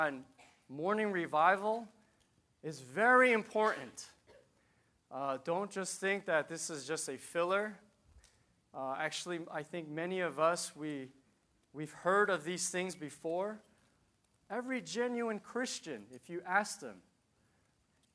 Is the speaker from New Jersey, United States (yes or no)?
yes; Piscataway, New Jersey, United States; I'm from New Jersey, Piscataway.